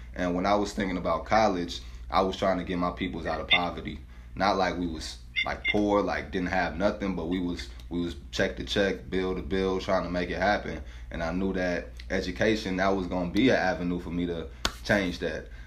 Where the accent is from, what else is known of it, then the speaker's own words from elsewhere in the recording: St. Louis, Missouri, United States; where I grew up at in St. Louis